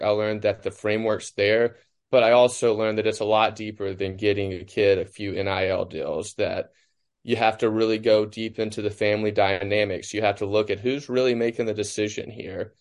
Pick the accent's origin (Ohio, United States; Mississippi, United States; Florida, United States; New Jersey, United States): Mississippi, United States; Cleveland; I was in Cleveland, my hometown, where Delta State is